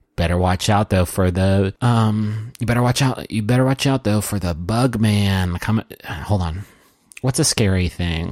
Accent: Huntington, West Virginia, United States; now in Austin, United States; I am from Huntington, West Virginia

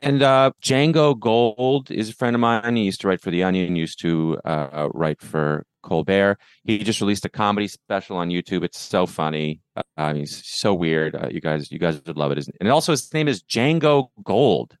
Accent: Canada; moved away; So I'm from Canada

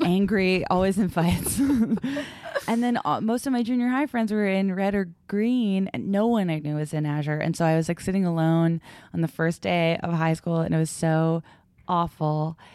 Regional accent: Brockton, Massachusetts, United States; I went to high school and I grew up in Brockton, Massachusetts.

